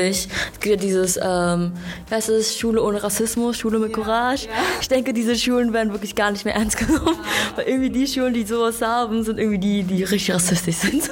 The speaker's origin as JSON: {"language": "German", "country": "Germany", "tie": "born or raised there", "said": "Ich bin hier in Deutschland geboren. Ich bin in Deutschland aufgewachsen"}